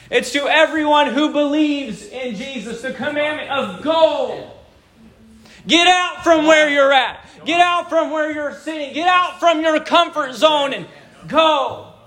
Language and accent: English; Japan; born there; So I was born in Japan.